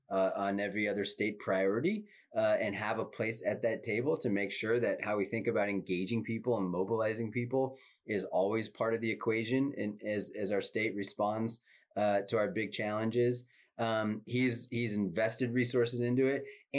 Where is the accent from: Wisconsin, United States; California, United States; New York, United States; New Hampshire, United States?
California, United States; Northern; as mayor of the town I grew up in Northern California